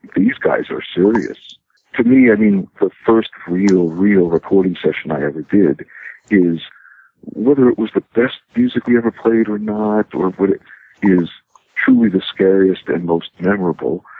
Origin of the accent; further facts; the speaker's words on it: New York City, New York, United States; I uh, grew up in Brooklyn, in New York